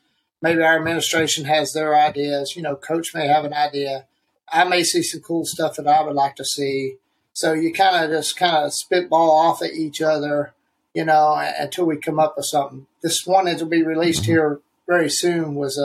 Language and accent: English; Canton, North Carolina, United States; moved away as an adult; now in Raleigh, United States; I grew up in Canton, close to Asheville.